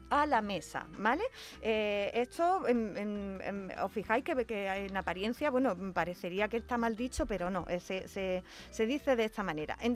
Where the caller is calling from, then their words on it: Jerez, Andalusia, Spain; Soy …, de Jerez